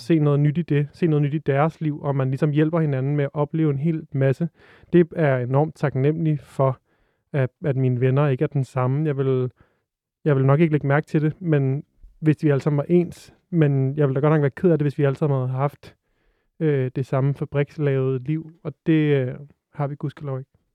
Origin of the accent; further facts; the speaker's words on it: Frederiksberg, Capital Region of Denmark, Denmark; jeg er vokset op på Frederiksberg